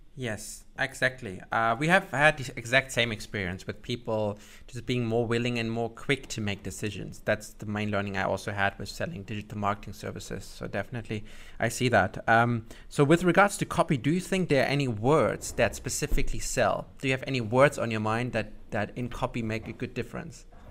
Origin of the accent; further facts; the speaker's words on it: Germany; I'm from Germany myself